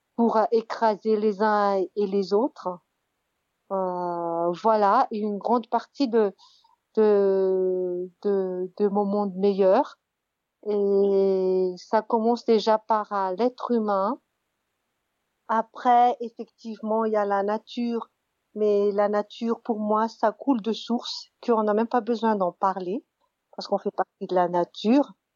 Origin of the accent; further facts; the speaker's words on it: Madagascar; j'ai grandi à Madagascar